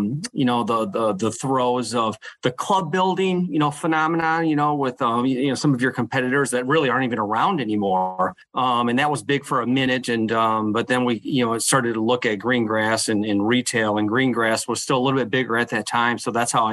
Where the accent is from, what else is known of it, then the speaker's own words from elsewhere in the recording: Michigan, United States; moved away; I grew up in Michigan, went to Michigan State.